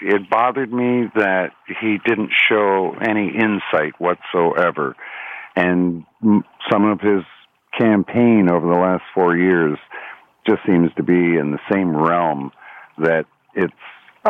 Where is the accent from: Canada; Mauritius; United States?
Canada; Toronto, Ontario; represent me as a Torontonian, as a Canadian